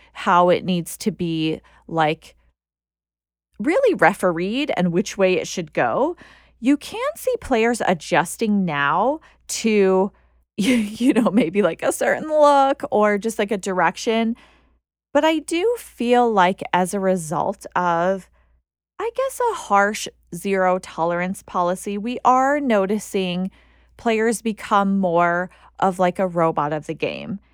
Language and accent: English; United States; being an American